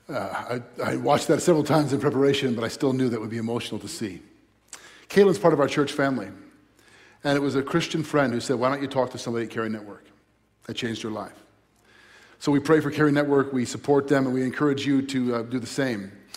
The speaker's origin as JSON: {"language": "English", "town": "Crystal Lake", "region": "Illinois", "country": "United States", "tie": "born or raised there", "said": "I grew up in Crystal Lake, just north of here"}